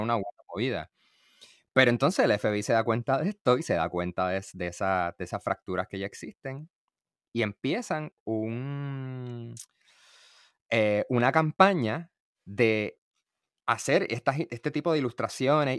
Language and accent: Spanish; Puerto Rico; como puertorriqueños